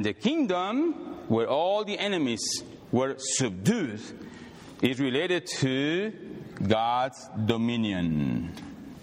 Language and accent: English; Mexico City, Mexico; moved away as an adult; now in United States; I came from Mexico City, 1988. When I came here, pure Mexican